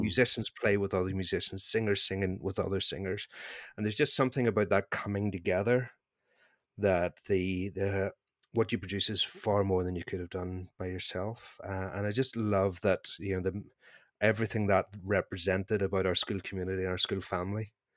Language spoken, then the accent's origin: English; Northern Ireland, United Kingdom; accent: Northern Irish; my Northern Irish accent